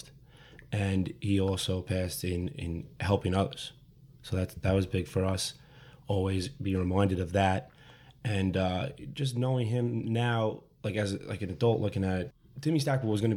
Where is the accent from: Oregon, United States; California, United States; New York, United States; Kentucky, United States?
New York, United States; New York City; as a family growing up in Brooklyn